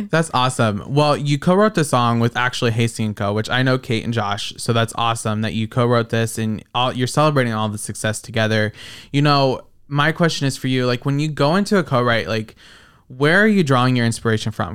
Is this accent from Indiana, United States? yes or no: no; Iowa, United States; I'm from Iowa